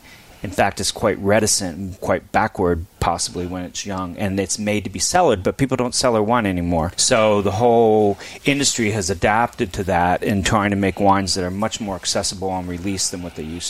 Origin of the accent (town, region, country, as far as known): Pennsylvania, United States; also born or lived in upstate New York